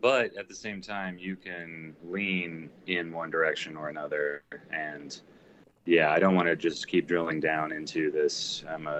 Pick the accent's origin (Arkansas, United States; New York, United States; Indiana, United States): Indiana, United States; also born or lived in Washington, D.C.; Yeah, from Indiana. I lived in Washington, D.C. for about 2.5, 3 years.